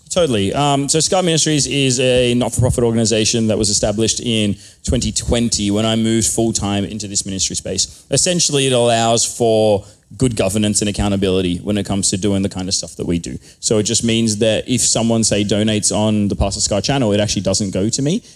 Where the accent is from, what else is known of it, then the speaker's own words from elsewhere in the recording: Australia; I am from Australia